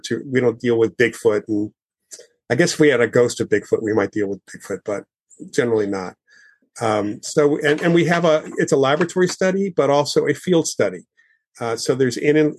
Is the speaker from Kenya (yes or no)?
no; Westchester County, outside New York City, United States; born or raised there